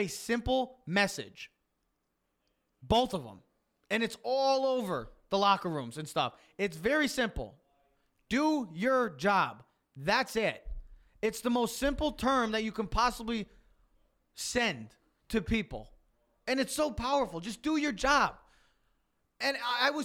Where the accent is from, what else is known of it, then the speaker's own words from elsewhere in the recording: New York area, United States; we are from the New York area